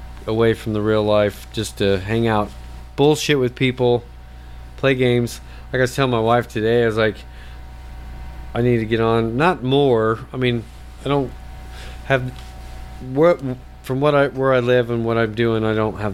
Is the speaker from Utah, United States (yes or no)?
yes; Utah, United States; moved away; I was born and raised in Utah